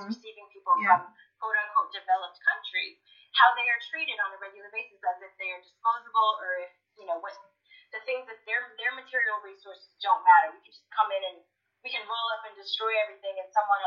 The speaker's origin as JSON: {"language": "English", "country": "United States", "tie": "born or raised there", "said": "Even though I'm from the United States, I was born in the United States"}